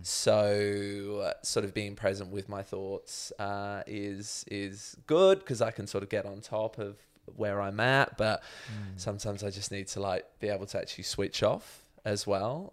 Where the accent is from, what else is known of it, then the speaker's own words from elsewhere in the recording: Chalfont St Peter, South East England, United Kingdom; moved away as an adult; now in Melbourne, Australia; I was born in mm. Chalfont St. Peter